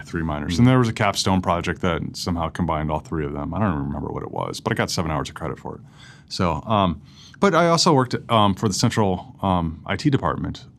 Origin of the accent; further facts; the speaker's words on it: St. Louis, Missouri, United States; also born or lived in Columbia, Missouri; I grew up in St. Louis